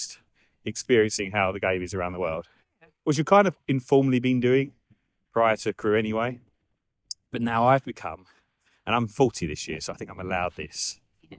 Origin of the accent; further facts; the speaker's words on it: near Maldon, Essex, East of England, United Kingdom; We're currently in Maldon, Essex, which is near where I'm from